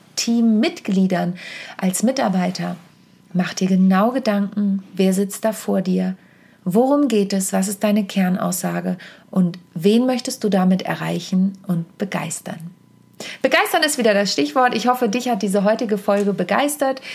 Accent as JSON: {"language": "German", "town": "Wittingen", "region": "Lower Saxony", "country": "Germany", "tie": "born or raised there", "said": "in meiner Heimat in der Lüneburger Südheide in Wittingen"}